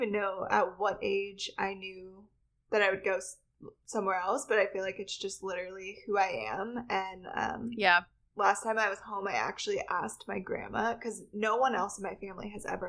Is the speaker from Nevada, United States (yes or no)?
yes; Reno, Nevada, United States; moved away as an adult; So I am from Reno, Nevada. So it's a pretty small town. And I grew up there. My family all lives there. I'm like a sixth generation from there.